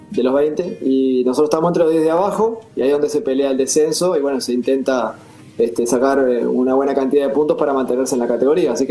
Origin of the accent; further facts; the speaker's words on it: Uruguay; nosotros ya te digo, no podemos perder nosotros como uruguayos la esencia nuestra.